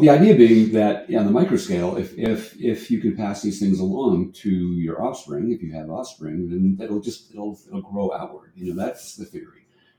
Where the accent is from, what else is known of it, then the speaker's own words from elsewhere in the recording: Rye, New Hampshire, United States; I grew up in Rye, but I went to Portsmouth High.